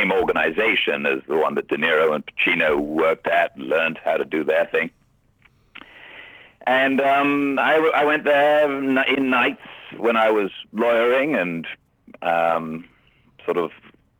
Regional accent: England, United Kingdom; I think being English is lucky in some of those jobs.

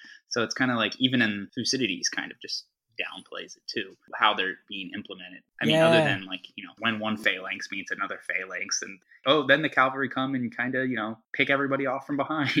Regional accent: Pennsylvania, United States; I'm from Pennsylvania, so like near Amish country, so like my L's and my R's are all...

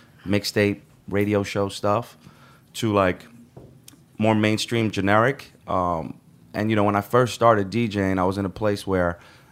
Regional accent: Sudan; now in New York, United States; I'm from Sudan

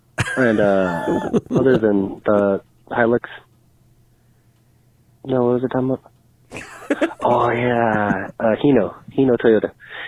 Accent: Los Angeles, California, United States; I'm from LA.

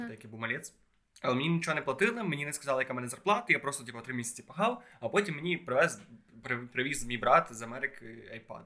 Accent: Khodoriv, Lviv Oblast, Ukraine; я в маленькому місці, типу, в Ходрові біля Львова.

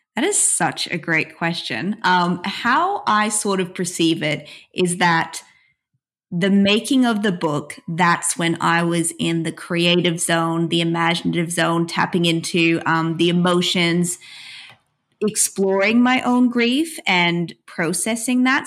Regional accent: Australia; being Australian

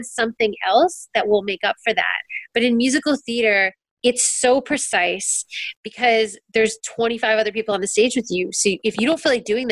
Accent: Canada; as a Canadian, getting to work in America

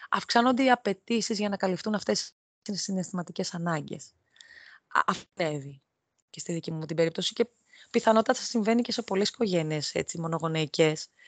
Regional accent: Athens, Attica, Greece; moved away as an adult; now in Rhodes, Greece; ενώ κατάγομαι από την Αθήνα, έχω γεννηθεί, έχω μεγαλώσει στην Αθήνα από το 23ο έτος ηλικίας μου και μετά, δηλαδή μετά το πτυχίο μου στην ουσία, ε, μετακόμισα στη Ρόδο

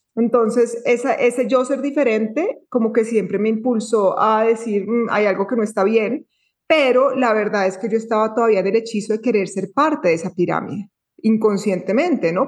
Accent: Bogotá, Colombia; moved away as an adult; also born or lived in Tulum, Mexico; now in Antioquia, Colombia; estaba en un colegio muy eh, muy de la sociedad, muy del sistema en Bogotá, porque yo nací en Bogotá

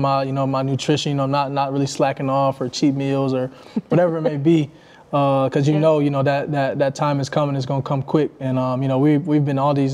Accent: Michigan, United States; I'm from Michigan

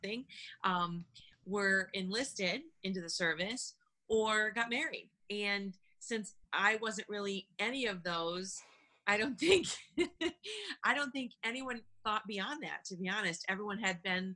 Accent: Buffalo, New York, United States; moved away as an adult; also born or lived in Washington, District of Columbia, United States / Bitburg, Germany; I'm from Buffalo, New York

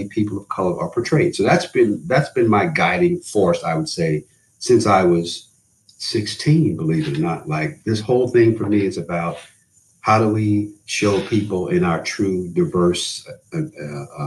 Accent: New York, United States; I grew up in New York

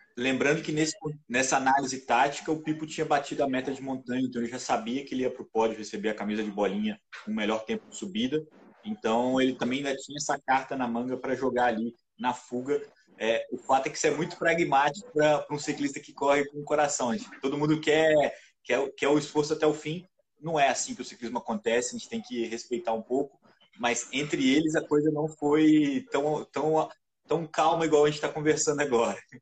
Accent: Juiz de Fora, Minas Gerais, Brazil; lá na minha cidade, lá em Juiz de Fora

